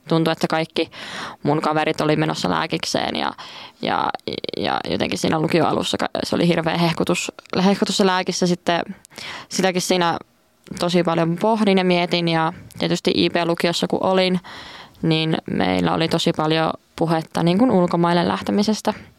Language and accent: Finnish; Kuopio, North Savo, Finland; moved away as an adult; now in Joensuu, Finland; kotikotiin menin Kuopioon, eli Savosta, Savosta